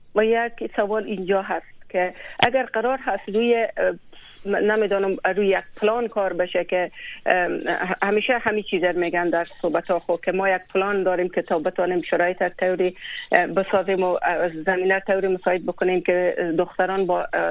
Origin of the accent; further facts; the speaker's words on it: Afghanistan; یک کسی که از بزرگ شده و پرورده از او خاک و از او وطنم